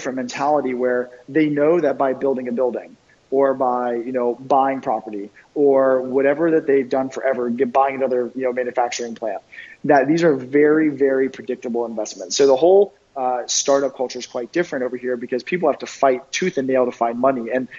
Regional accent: East Coast, United States; I mean, I grew up in the East Coast, very blue collar.

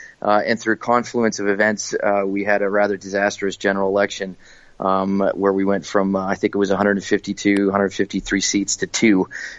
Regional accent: Ottawa, Ontario, Canada; moved away as an adult; also born or lived in eastern Canada / Kingston, Ontario / Hong Kong; now in Singapore; So I was born in Ottawa, in the capital of Canada. So and largely grew up there, a little bit in northern Ontario and eastern Canada, but largely grew up in Ottawa.

